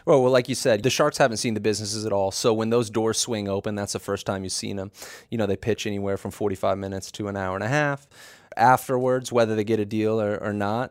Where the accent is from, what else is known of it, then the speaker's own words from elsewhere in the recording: Dallas, Texas, United States; moved away; I'm from Dallas originally